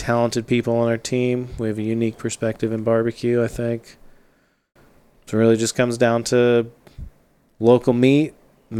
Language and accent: English; Austin, Texas, United States; also born or lived in Tallahassee, Florida / New York City; I am from Austin. I ate a lot of barbecue growing up, Salt Lick and Kreitz Market specifically